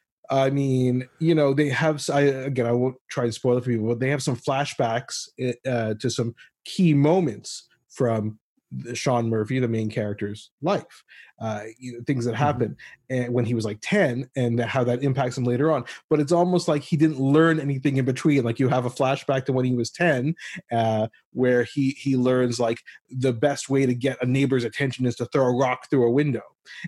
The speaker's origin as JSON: {"language": "English", "town": "Ottawa", "region": "Ontario", "country": "Canada", "tie": "born or raised there", "said": "she's from my hometown of Ottawa, Canada."}